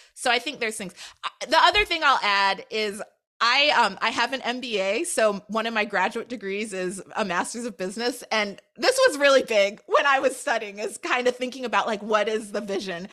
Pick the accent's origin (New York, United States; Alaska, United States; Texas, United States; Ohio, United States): Alaska, United States; Anchorage; born or raised there